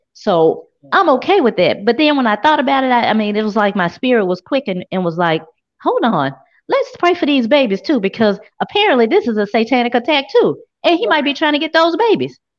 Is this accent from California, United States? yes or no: no; Memphis, Tennessee, United States; I'm from South Memphis.